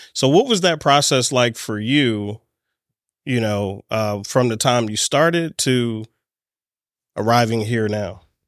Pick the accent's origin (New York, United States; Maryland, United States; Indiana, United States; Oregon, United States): Maryland, United States; Baltimore; I'm here in my hometown of Baltimore